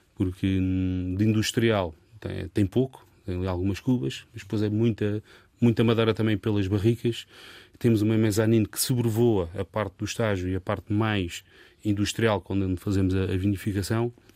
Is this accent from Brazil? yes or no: no; Portugal